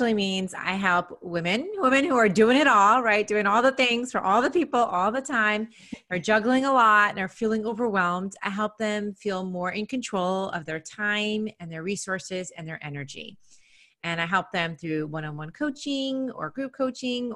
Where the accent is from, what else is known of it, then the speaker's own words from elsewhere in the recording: New York City, New York, United States; moved away as an adult; now in Nashville, United States; I'm from New York, always have been a New Yorker, New York City